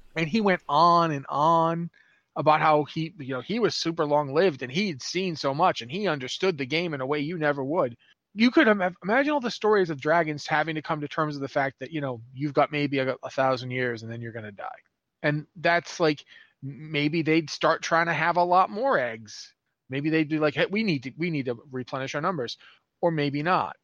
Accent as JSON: {"language": "English", "country": "United States", "moved": "as an adult", "lives_now": "Canada", "said": "I am from the United States"}